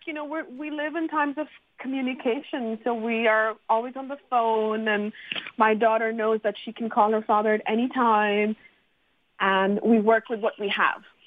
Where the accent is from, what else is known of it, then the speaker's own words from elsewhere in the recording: Montreal, Quebec, Canada; I'm from Montreal and I've run the Montreal Single Parents Group.